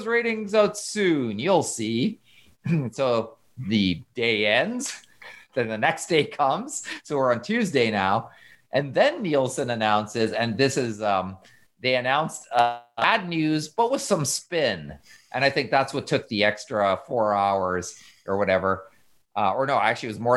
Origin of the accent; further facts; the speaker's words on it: Canada; I'm a Canadian citizen